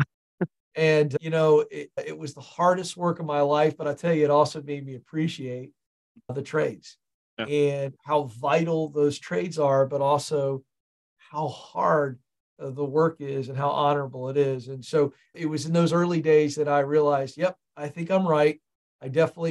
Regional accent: Tidewater area, Virginia, United States; born or raised there; also born or lived in Point Pleasant, West Virginia

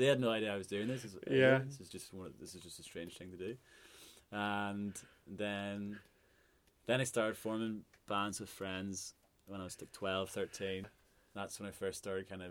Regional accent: Northern Ireland, United Kingdom; as Northern Irish people, you go, I'm British and I'm Irish

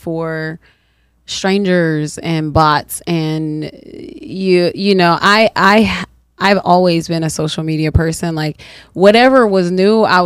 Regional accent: the South, United States; accent: southern

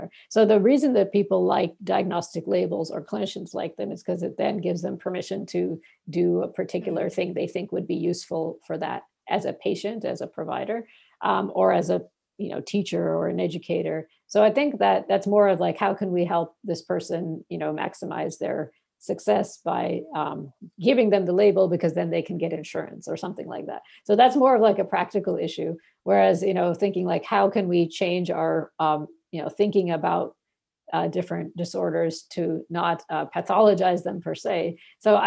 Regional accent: Bangladesh; now in United States; in my country of where I was born in Bangladesh

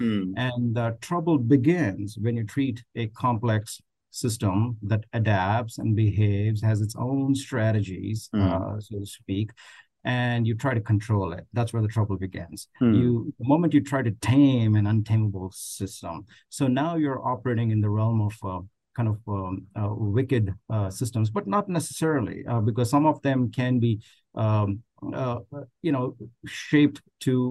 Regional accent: India; now in United States; I was born and brought up in India

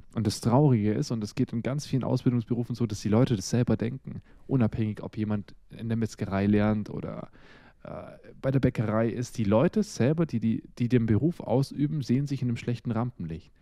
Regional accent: Russia; now in Germany; Ich bin ja ursprünglich in Russland geboren

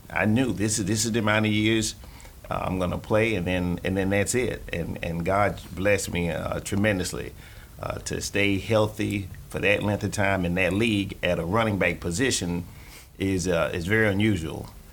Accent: Florida, United States; also born or lived in Chicago; now in Gainesville, United States; growing up in Florida

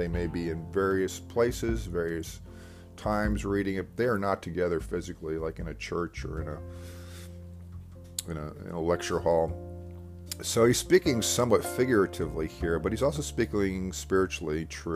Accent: Devon, Pennsylvania, United States; also born or lived in Westchester; I was back in my hometown, Devon, for a bit, living

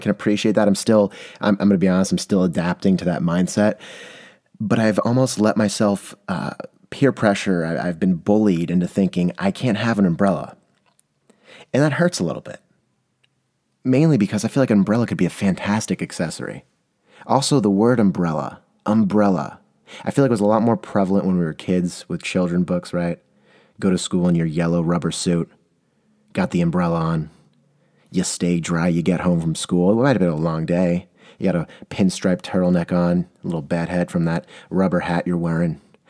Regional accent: San Diego, California, United States; now in Portland, United States; And when I came here, I'm coming from San Diego, California, where if it drizzles, everything stops.

